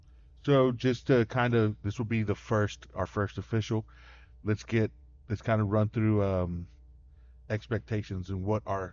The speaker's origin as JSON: {"language": "English", "town": "Stanton", "region": "Texas", "country": "United States", "tie": "born or raised there", "said": "Yeah, so born and raised here in Stanton. Graduated Stanton. Went to Midland College."}